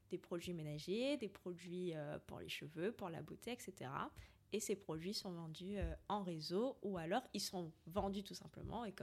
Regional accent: Martinique, France; je suis la seule antillaise, en tout cas à ce niveau.

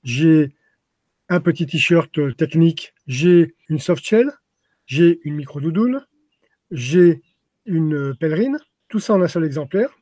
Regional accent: France; now in Montpellier, France; je suis né dans les Pyrénées, je suis un Pyrénéen

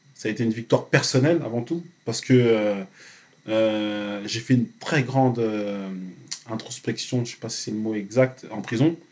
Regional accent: France; also born or lived in Cameroon; mon pays d'origine, la France

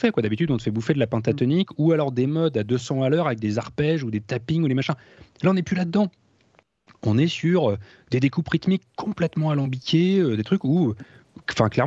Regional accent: France; parce que voilà, nous on est français, donc on parle, en, on parle français

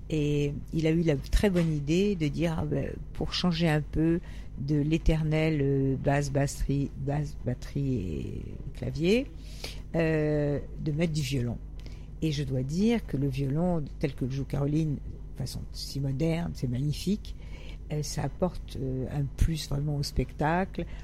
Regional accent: Paris, Île-de-France, France; also born or lived in Italy / Nice / Cannes; Ah, alors j'ai un parcours euh, un peu atypique. J'étais à Paris, et puis je suis allée à une période en Italie, parce que j'ai un père qui est italien, donc j'ai été chez les grands-tantes. Ensuite, je suis, euh, j'étais pensionnaire à Nice, à Cannes.

